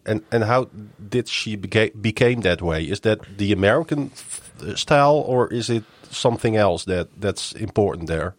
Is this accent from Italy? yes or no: no; Netherlands; English is a second language; I'm from the Netherlands